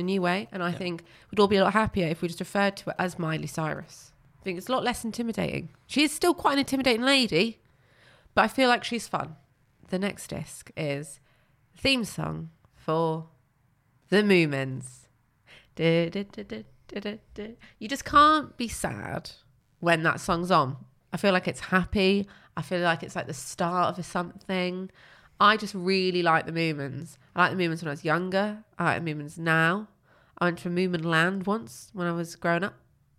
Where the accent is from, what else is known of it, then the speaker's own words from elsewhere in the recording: High Wycombe, South East England, United Kingdom; born there; I was born in High Wycombe.